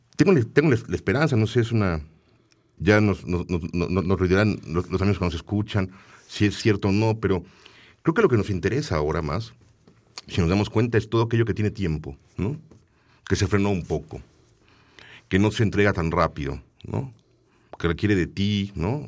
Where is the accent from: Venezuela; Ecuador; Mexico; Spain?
Mexico; Tlalnepantla, State of Mexico; Yo nací en Tlalnepantla, en el Estado de México